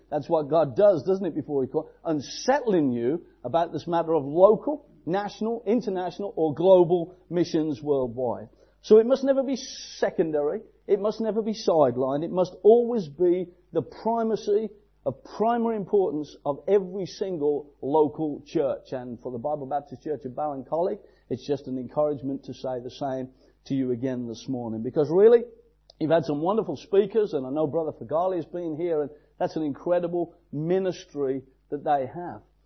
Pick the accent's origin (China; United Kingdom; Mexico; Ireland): United Kingdom; England; I'm an Englishman in England.